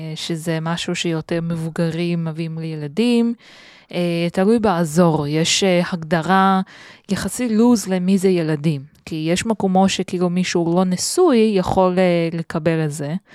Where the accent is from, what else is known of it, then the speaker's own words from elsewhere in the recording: Beijing, China; Hebrew is a second language; moved away as an adult; also born or lived in Tel Aviv, Israel; now in Israel; כשהייתי בתיכון mm-hmm. בבייג'ינג